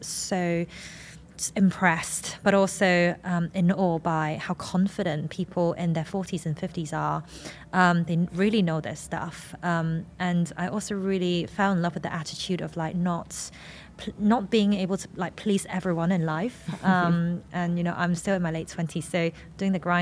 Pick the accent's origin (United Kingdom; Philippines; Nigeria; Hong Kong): Hong Kong; I am an Asian woman from Hong Kong in my late 20s.